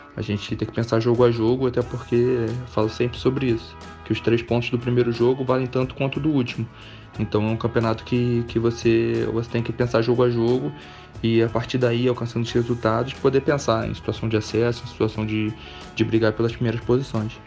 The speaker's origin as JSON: {"language": "Portuguese", "region": "Rio de Janeiro", "country": "Brazil", "moved": "yes", "said": "eu sou carioca, né, então ouvi as instalações irem crescendo e todo o processo de, de escolha do Rio como cidade e das construções esportivas que eram bem próximas à minha casa"}